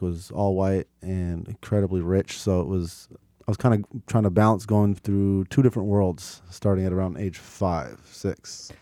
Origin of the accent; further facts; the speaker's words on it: Portland, Oregon, United States; I grew up in North and Northeast Portland